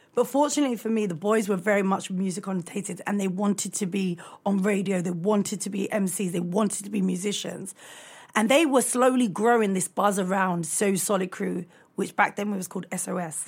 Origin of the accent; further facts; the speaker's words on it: London, United Kingdom; I grew up in Brixton